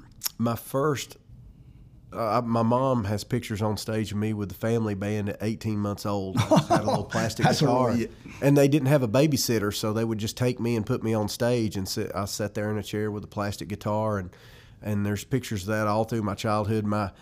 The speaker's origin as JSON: {"language": "English", "town": "Tuckasegee", "region": "North Carolina", "country": "United States", "tie": "born or raised there", "also_born_or_lived": "Candler, North Carolina", "said": "where I was raised in Tuckasegee"}